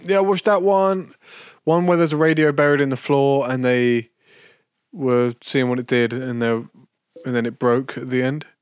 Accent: United Kingdom; as a Brit

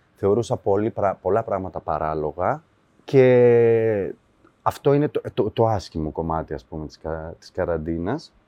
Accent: Ioannina, Epirus, Greece; moved away as an adult; now in Alimos, Greece; εκεί πήγα σχολείο, τελείωσα. Ε, δηλαδή 18 χρονών έφυγα από Ιωάννινα

